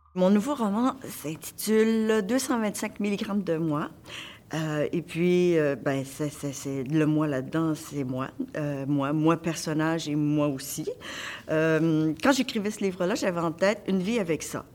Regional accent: Montreal, Quebec, Canada; Moi, je viens de l'Est de, de, de Montréal

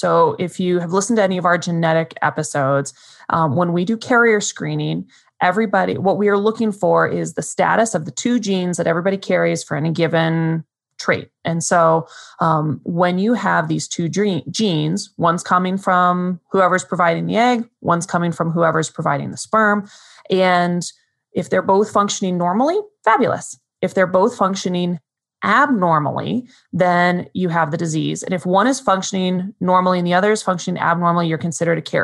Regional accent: Arizona, United States; also born or lived in Cleveland; now in Las Vegas, United States; I'm from Arizona, so I get cold all the time

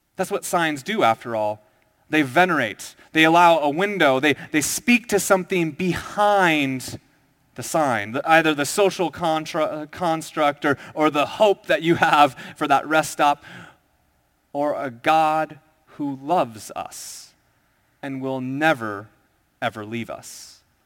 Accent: Minnesota, United States; moved away as an adult; also born or lived in Southern California; I went to college in South Ca, uh, Sou, Southern California, and I was from Minnesota

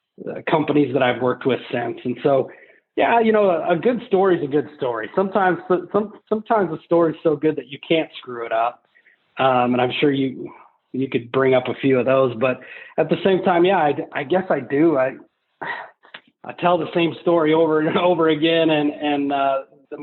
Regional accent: Colorado, United States; growing up in Colorado, the church that we went

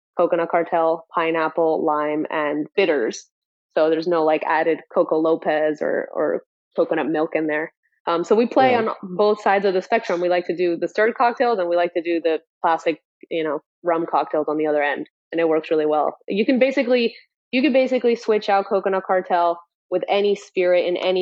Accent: Guatemala; now in Miami, United States; we were surrounded by rum growing up in Central America.

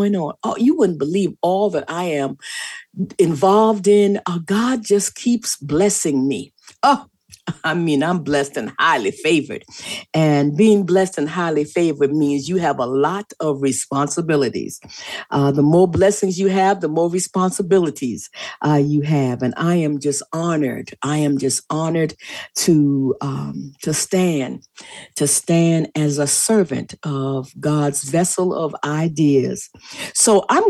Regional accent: Charleston, South Carolina, United States; I'm from Charleston in the Low Country.

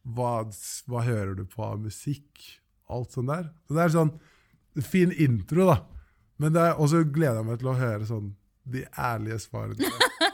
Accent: Oslo, Norway; Jeg er fra Løkka og begynte på Handelskrim

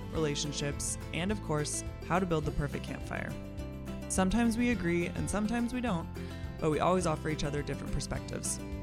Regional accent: Seattle, Washington, United States; moved away as an adult; also born or lived in Montana / Los Angeles; now in Missoula, United States; growing up in the Seattle area

